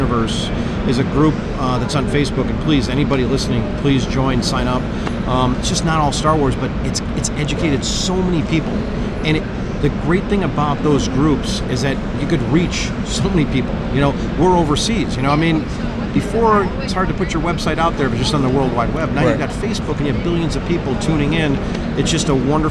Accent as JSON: {"language": "English", "town": "Chicago", "region": "Illinois", "country": "United States", "said": "I'm from Chicago."}